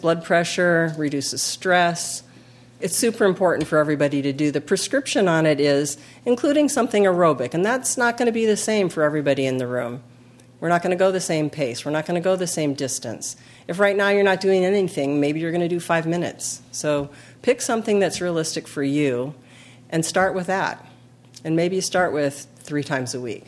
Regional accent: California, United States; we're from California

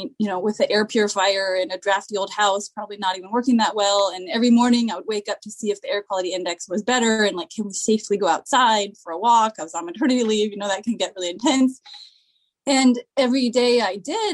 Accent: Seattle, Washington, United States; now in East Bay, United States; So I grew up in Seattle, and when I was 9, I was given a not so friendly new stepdad

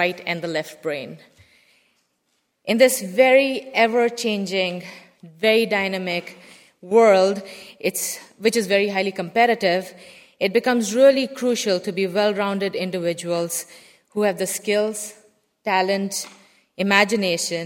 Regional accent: India; moved away; I grew up in India where there was a very heavy focus on science and math

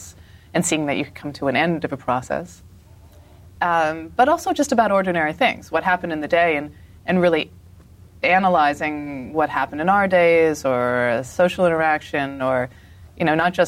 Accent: Colorado, United States; also born or lived in Philadelphia, Pennsylvania; I mostly grew up in Colorado

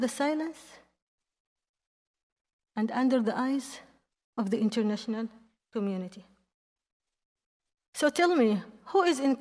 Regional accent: Yemen; English is a second language; my home country, Yemen

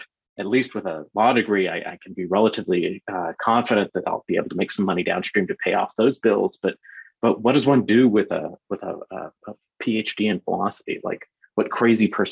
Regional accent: Bakersfield, California, United States; I grew up in Bakersfield here in California

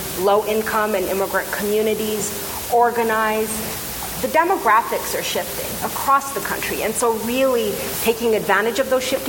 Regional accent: California, United States; as a Californian, pretty much a lifelong Californian

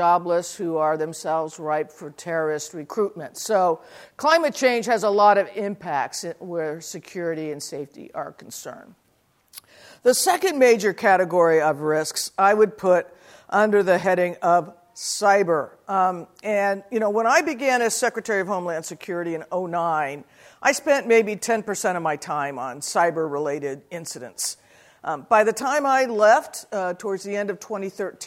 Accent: New Mexico, United States; moved away as an adult; also born or lived in Arizona; I grew up in New Mexico. I spent the bulk of my adult life in Arizona

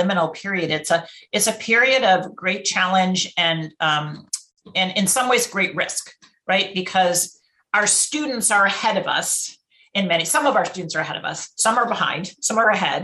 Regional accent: Rochester, New York, United States; moved away as an adult; now in San Francisco, United States; I grew up in Rochester, New York, I had one African-American young man in my whole high school class.

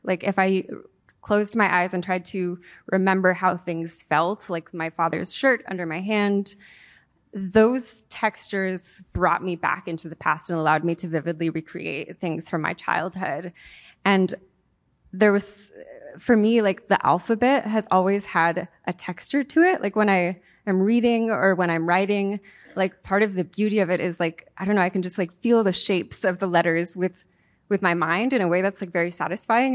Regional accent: San Diego, California, United States; first language Spanish; English is a second language; also born or lived in Mexico City, Mexico / Playa del Carmen, Mexico; I was born and raised in San Diego

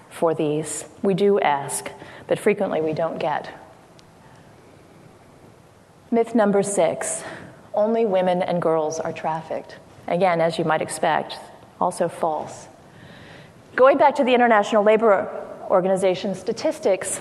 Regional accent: Washington, District of Columbia, United States; I'm from Washington, D.C.

